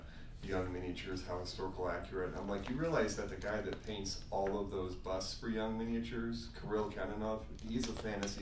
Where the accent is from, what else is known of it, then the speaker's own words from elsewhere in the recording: Southern Virginia, United States; I grew up in Southern Virginia.